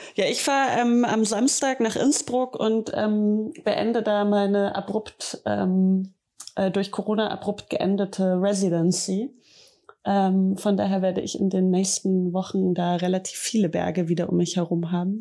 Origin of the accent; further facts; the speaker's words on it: Bavaria, Germany; da kann ich als Bayerin nur ein bisschen schmunzeln